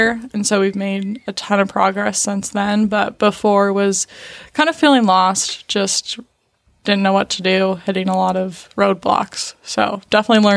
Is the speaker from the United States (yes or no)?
yes; Portland, Oregon, United States; I am from Portland, Oregon